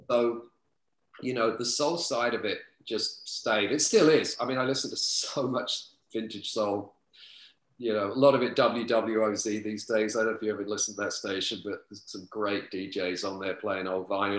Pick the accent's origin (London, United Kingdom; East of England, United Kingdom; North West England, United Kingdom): London, United Kingdom; moved away as an adult; now in Los Angeles, United States; I grew up like right on the outskirts of the East End.